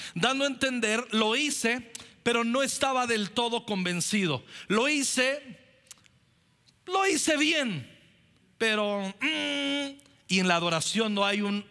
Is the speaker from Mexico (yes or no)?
yes; Mexico; somos mexicanos